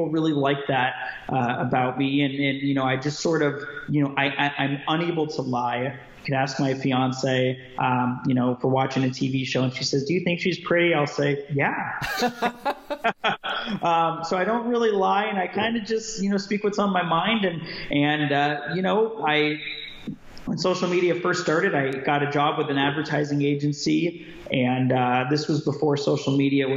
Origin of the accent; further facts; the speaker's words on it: Las Vegas, Nevada, United States; moved away as an adult; now in Southern California, United States; I was born and raised in Las Vegas, Nevada